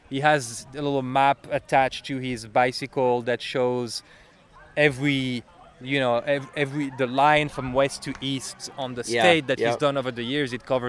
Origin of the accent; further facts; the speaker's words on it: Belgium; English is a second language; now in Chicago, United States; That's … and then …. So I'm originally from Belgium. You can hear I have an accent. I speak French, but I've been in Chicago for a little while.